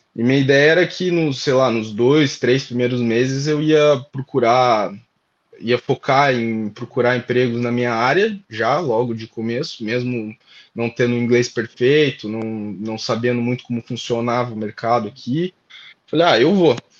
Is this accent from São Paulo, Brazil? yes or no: no; Curitiba, Paraná, Brazil; moved away as an adult; now in Ireland; Sou de Curitiba, Paraná